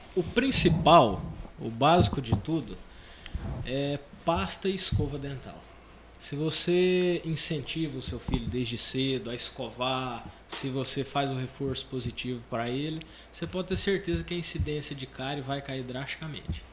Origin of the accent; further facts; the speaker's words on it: Goiás, Brazil; moved away as an adult; also born or lived in Goiânia; Nós somos de Goiás e em 2002 para 2003 nós vendemos a fazenda em Goiás